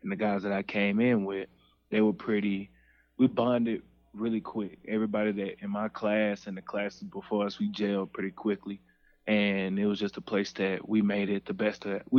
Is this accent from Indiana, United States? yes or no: no; Dallas, Texas, United States; I am from Dallas, Texas, Pleasant Grove, Dallas, Texas. It's in the city. I've been there, grew up there my whole life.